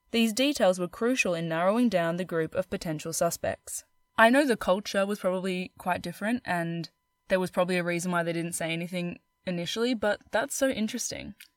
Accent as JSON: {"language": "English", "region": "Queensland", "country": "Australia", "said": "I'm from Queensland"}